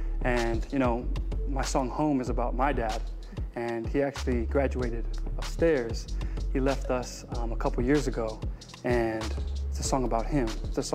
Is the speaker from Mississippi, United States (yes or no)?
no; California, United States; now in Hawaii, United States; I've been influenced, born and raised in California, you know, the R&B, you know, really pulled me.